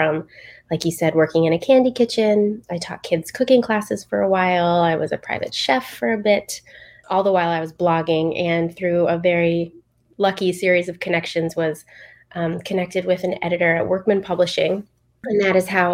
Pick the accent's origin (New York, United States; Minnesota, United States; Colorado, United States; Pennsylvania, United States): Pennsylvania, United States; just outside of Philadelphia; I grew up just outside of Philadelphia